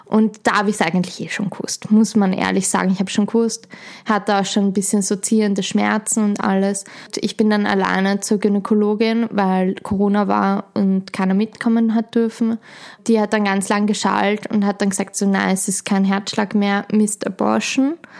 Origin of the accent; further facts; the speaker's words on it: Schwechat, Lower Austria, Austria; ich komme aus Schwächert, bin dort aufgewachsen, lebe dort